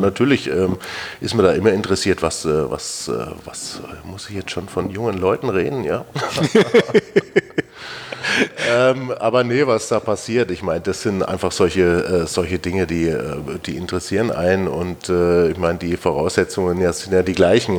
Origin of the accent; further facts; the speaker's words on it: Germany; das haben wir so als Deutscher in der Breite nicht gelernt